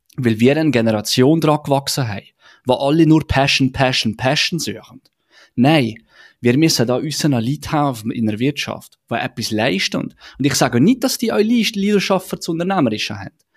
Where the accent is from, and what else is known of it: Switzerland